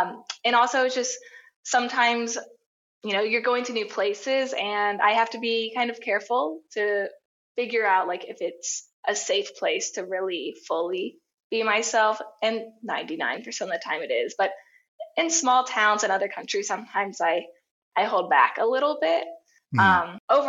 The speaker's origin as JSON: {"language": "English", "region": "the South", "country": "United States", "tie": "born or raised there", "said": "like the United States growing up in the South, not the best place to be queer, not the most accepting."}